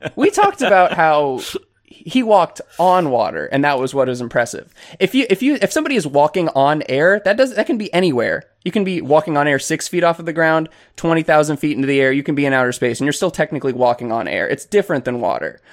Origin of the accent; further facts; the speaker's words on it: Florida, United States; I'm from Florida